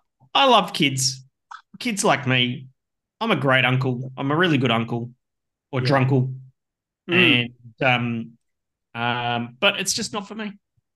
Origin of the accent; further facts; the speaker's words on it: Gold Coast, Queensland, Australia; now in Brisbane, Australia; You know, 30. I grew up on the Gold Coast.